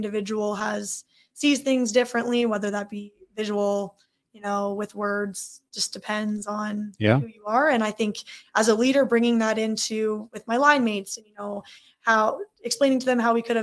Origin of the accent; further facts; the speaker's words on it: Manitoba, Canada; I am from Manitoba.